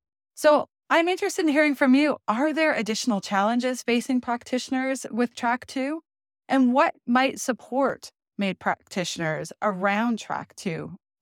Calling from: Ontario, Canada; because I am zooming in from Northwestern Ontario.

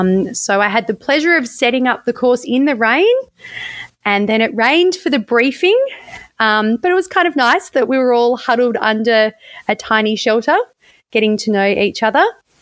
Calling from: Western Australia, Australia; I'm joining you from Whadjuk country.

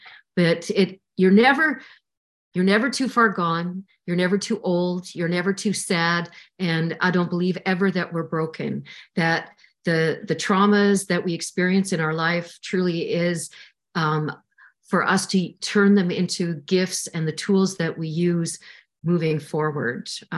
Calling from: Saskatchewan, Canada; I'm coming in from Saskatchewan, Canada. It's been minus 48 this week, if you can imagine that.

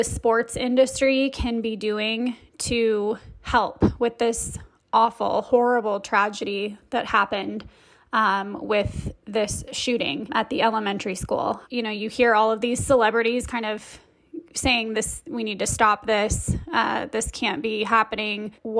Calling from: California, United States; I'm calling from California.

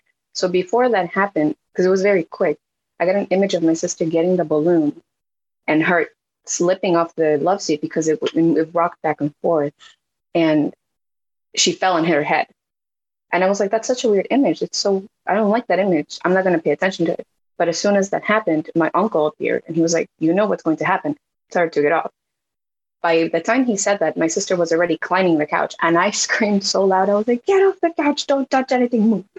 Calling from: New York, United States; I'm in New York.

